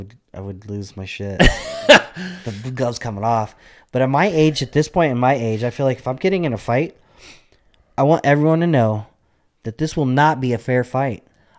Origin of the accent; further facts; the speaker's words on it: Albuquerque, New Mexico, United States; Growing up in Albuquerque, like in my teens, it was a shitty place.